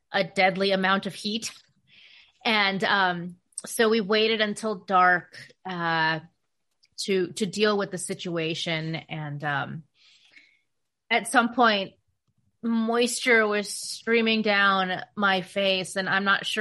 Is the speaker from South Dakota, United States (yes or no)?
no; Phoenix, Arizona, United States; now in Portland, United States; my hometown of Phoenix, which is the reason I left Phoenix.